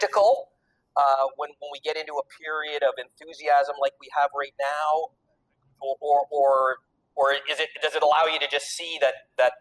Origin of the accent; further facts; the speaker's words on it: Beaconsfield, Quebec, Canada; I grew up in Beaconsfield